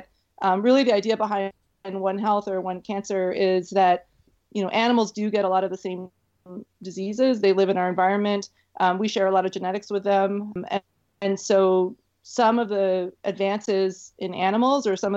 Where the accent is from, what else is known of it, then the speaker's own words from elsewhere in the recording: Canada; also born or lived in Florida; I think I'm too Canadian to live in Florida